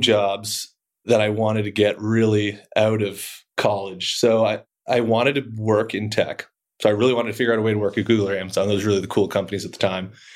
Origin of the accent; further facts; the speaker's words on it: outside of Boston, Massachusetts, United States; moved away as an adult; also born or lived in Colorado; I grew up outside of Boston, went to high school out there